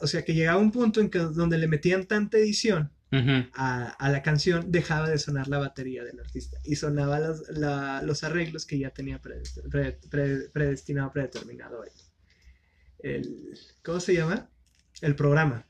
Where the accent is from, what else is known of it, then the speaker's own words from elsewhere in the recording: northern Mexico, Mexico; los norteños